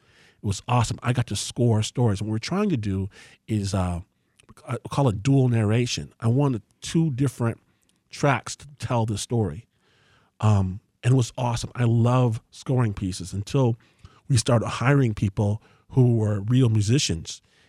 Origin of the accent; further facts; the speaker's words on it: Detroit, Michigan, United States; I'm from here. {S1} Right. {S2} I was born in Detroit.